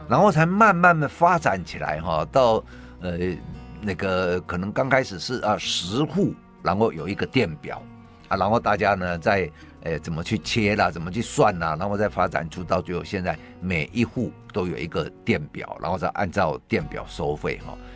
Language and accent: Chinese; Taiwan; 我们台湾人